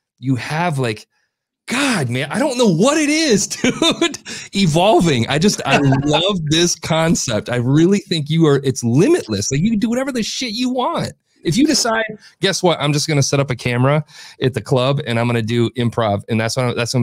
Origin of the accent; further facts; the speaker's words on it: Flint, Michigan, United States; I grew up in Flint, Michigan